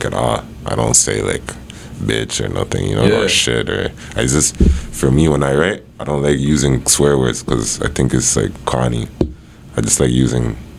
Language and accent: English; Toronto, Ontario, Canada; I'm from Toronto